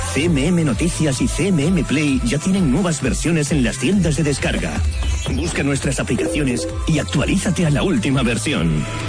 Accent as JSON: {"language": "Spanish", "region": "Castilla-La Mancha", "country": "Spain", "said": "nuestra tierra y muchas de nuestras costumbres, nuestra manera de hablar"}